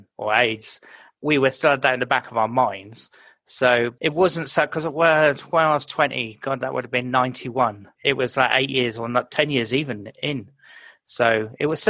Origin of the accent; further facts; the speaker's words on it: Reading, South East England, United Kingdom; moved away as an adult; also born or lived in London; moved away from Reading and moved to London